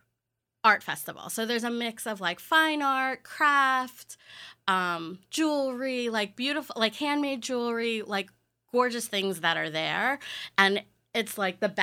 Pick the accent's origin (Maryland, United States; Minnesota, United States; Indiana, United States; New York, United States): New York, United States; Syosset; I grew up in Syosset